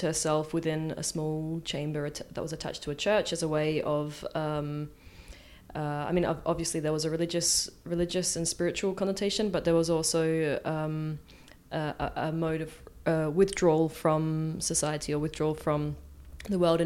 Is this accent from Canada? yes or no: no; Adelaide, South Australia, Australia; moved away as an adult; also born or lived in Rotterdam, Netherlands; now in Marseille, France; I am an artist from Adelaide, and I'm currently living in Marseille